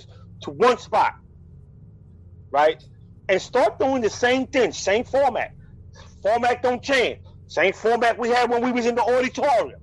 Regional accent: Philadelphia, Pennsylvania, United States; I am from the Spanish community in North Philly

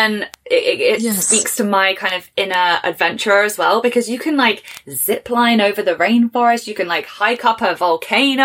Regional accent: England, United Kingdom; an English girl

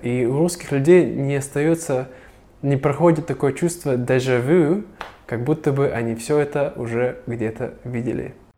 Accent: Siberia, Russia; also born or lived in China; now in Vietnam; я, сибиряк

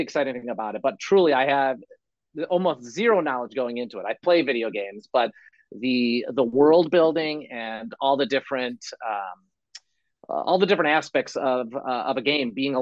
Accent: Chicago, Illinois, United States; I grew up in Chicago

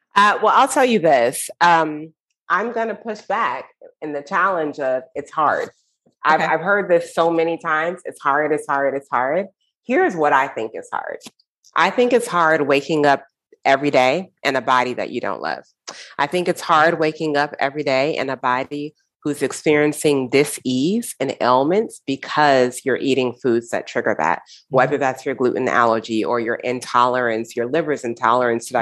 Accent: United States; I grew up in the United States.

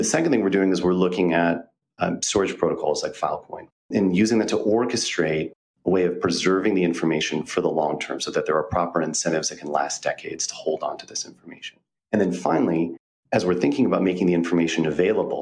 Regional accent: United States; I arrived there on the eve of the Second Iraq War in a predominantly Muslim city as an American

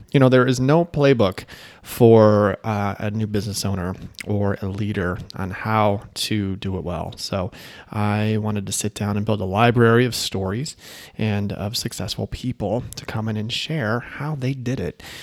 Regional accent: Chicago, Illinois, United States; moved away as an adult; also born or lived in Michigan; now in Idaho, United States; I'm from Chicago

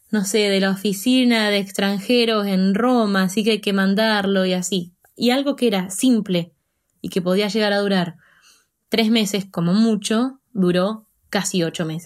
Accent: Buenos Aires Province, Argentina; moved away as an adult; now in Denmark; Bueno, en principio soy argentina. Nací en Argentina y viví toda mi vida en una ciudad muy, muy, muy chiquita, cerca de Buenos Aires.

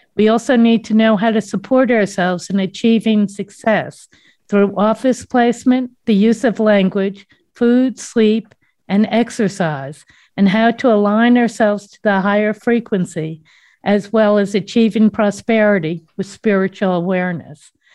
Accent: East Coast, United States; I'm from the East Coast, if nobody didn't know what that accent was

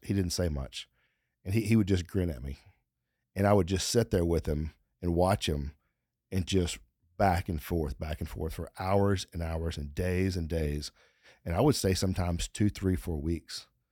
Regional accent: Texas, United States; we're from Texas, and you, you learn when you're young here in Texas

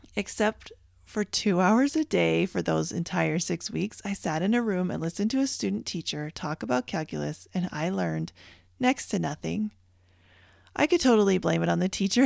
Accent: Canada; moved away; I grew up in Canada

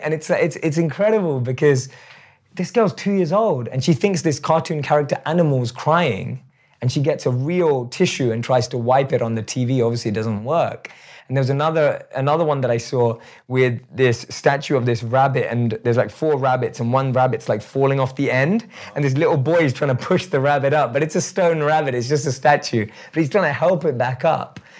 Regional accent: London, United Kingdom; I still look like I'm from London

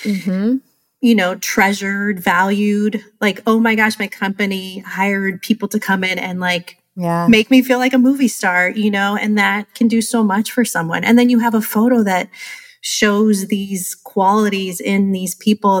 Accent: California, United States; moved away as an adult; now in Rhode Island, United States; I'm originally from California

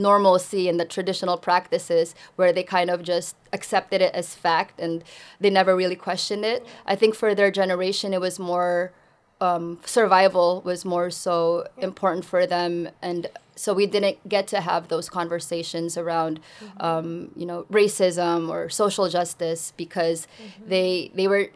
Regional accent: Bay Area, California, United States; English is a second language; also born or lived in Philippines; I grew up in such a diverse community like the Bay Area

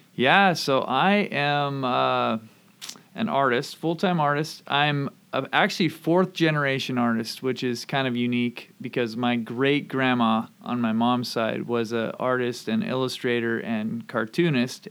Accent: Camano Island, Washington, United States; moved away as an adult; also born or lived in Oregon / Vancouver, Canada / Indianapolis; I grew up here on Kamano Island and lived here through high school

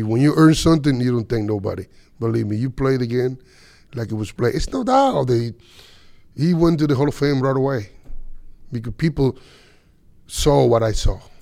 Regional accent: Dominican Republic; moved away; I came out from Dominican from a little town that nobody even know.

